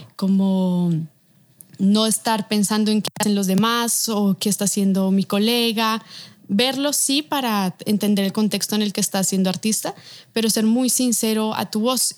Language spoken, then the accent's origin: Spanish; Bogotá, Colombia; moved away as an adult; now in Mexico; soy de aquí de Bogotá, Colombia, tengo 27 años, vivo actualmente en México